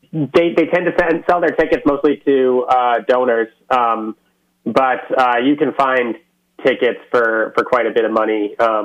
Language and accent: English; Connecticut, United States; moved away as an adult; also born or lived in Spokane, Washington; I grew up in Connecticut.